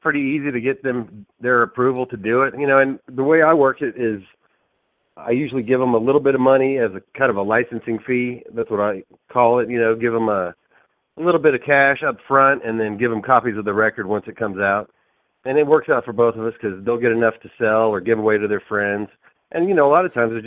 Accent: Austin, Texas, United States; I grew up listening to this shit here in Texas. I grew up in Austin

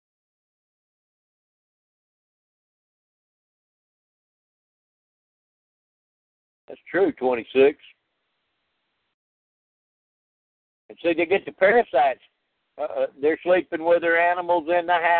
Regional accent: Louisiana, United States; I grew up in Louisiana

